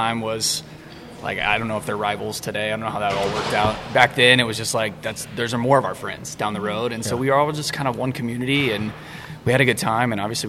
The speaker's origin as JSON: {"language": "English", "town": "Prosper", "region": "Texas", "country": "United States", "tie": "born or raised there", "also_born_or_lived": "California", "said": "I moved here from California in sixth grade. We built a house in Prosper"}